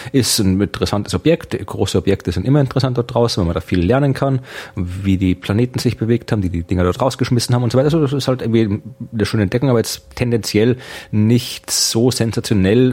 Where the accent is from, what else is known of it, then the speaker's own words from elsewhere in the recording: Krems, Lower Austria, Austria; meiner Heimatstadt in Österreich